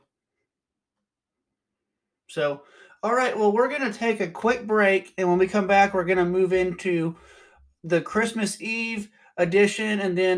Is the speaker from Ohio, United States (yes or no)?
no; Texas, United States; I'm from Texas